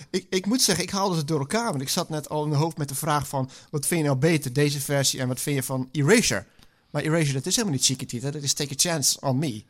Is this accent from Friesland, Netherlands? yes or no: yes; Friesland, Netherlands; Ik ben geboren in Friesland. Maar op Friesland zat ik op een Rooms-Katholieke school